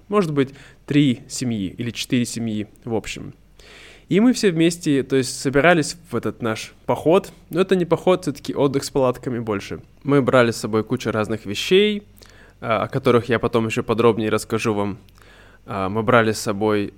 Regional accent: Irkutsk, Irkutsk Oblast, Russia; moved away; недалеко от э, Иркутска, от моего родного города

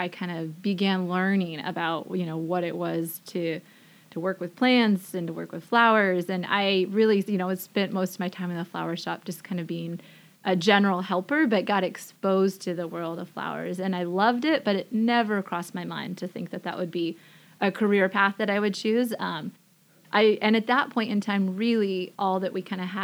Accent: Forks, Washington, United States; I was born and raised in Forks, Washington.

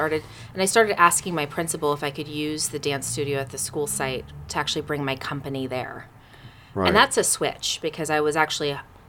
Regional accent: Sacramento, California, United States; also born or lived in Oakland / New York City; I grew up in California. I was born in Oakland.

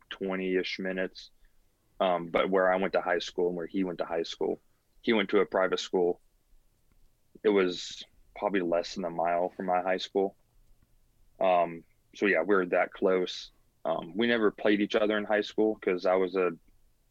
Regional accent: Georgia, United States; moved away as an adult; now in Columbia, United States; We're from Georgia

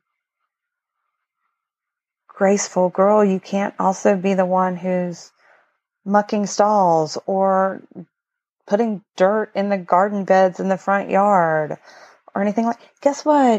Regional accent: Appalachia, United States; moved away; And I spent most of my life growing up in Appalachia

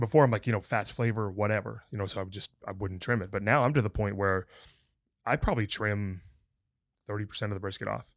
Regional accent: the North, United States; now in Texas, United States; I grew up in the North

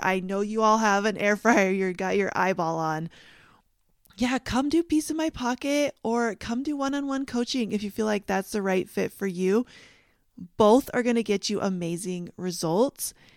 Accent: Canada; moved away; I grew up in Canada

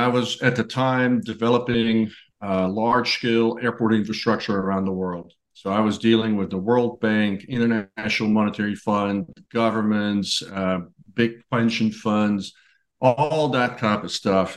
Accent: Netherlands; moved away as an adult; now in United States; I grew up in Holland

